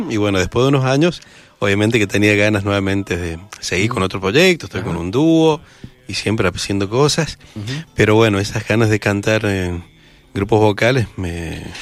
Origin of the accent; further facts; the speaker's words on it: Mendoza, Argentina; Mira, somos nacidos en Cuyo. Venimos todos de cuna muy, muy, muy cuyana, de, muchos guitarreros, nuestras familias, y hemos pasado por varias formaciones de, de, de acervo bien cuyano aquí en Mendoza.